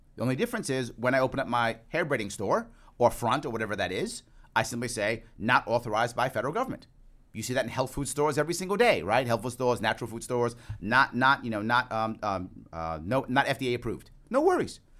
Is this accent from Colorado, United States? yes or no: no; New York City, New York, United States; also born or lived in Queens, New York City; I was born in Manhattan, raised in the, in the South Bronx. I live in Queens